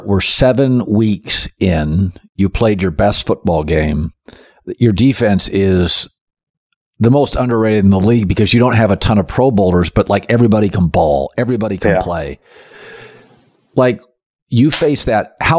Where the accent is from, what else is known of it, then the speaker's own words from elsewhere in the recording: Seattle, Washington, United States; I'm from Seattle. I hate the Seahawks' bright green uniforms.